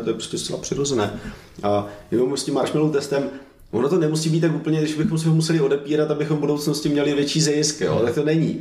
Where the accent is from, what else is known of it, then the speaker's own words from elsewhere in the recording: Czechia; já jsem v České republice jsem Evropan, ale všude jinde jsem Čech, a jsem na to hrdý